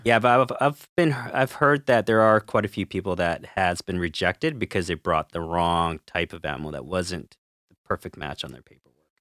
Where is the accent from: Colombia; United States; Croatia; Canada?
Canada; we're Canadian